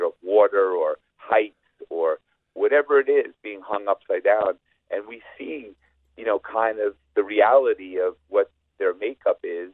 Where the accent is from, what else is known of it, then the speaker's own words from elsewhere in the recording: Long Island, New York, United States; We're both from Long Island